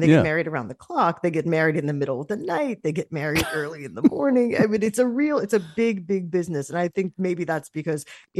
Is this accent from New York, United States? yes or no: yes; New York, United States; a radio station that I used to listen to a lot growing up in New York.